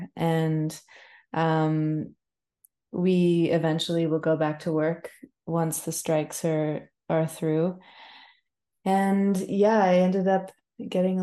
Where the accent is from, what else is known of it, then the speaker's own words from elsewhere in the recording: BC, British Columbia, Canada; I had Newfie neighbors growing up in BC.